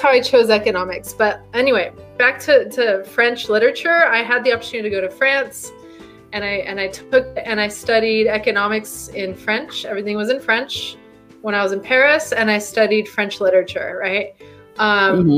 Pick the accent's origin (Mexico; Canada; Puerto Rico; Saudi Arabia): Mexico; now in United States; I'm Mexican, right? I was born in Mexico and I immigrated to the US.